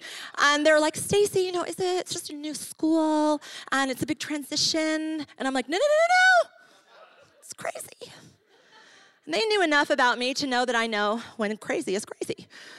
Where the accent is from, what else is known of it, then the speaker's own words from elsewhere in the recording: Ecuador; also born or lived in New York, United States; I grew up on the mission field. I'm from New York and moved to Ecuador. My family were missionaries there.